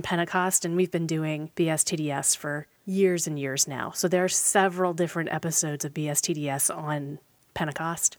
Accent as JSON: {"language": "English", "town": "Portland", "country": "United States", "said": "North American Portland folks"}